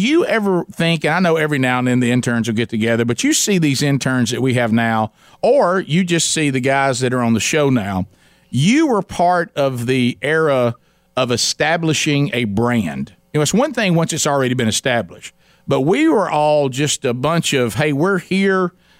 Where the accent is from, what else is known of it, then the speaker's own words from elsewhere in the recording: the South, United States; We're all from the South. Summers can be brutal.